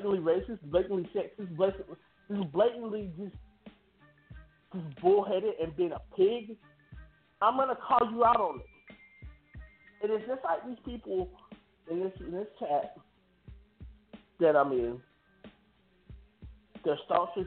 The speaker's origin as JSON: {"language": "English", "country": "United States", "tie": "born or raised there", "said": "I was born here in America."}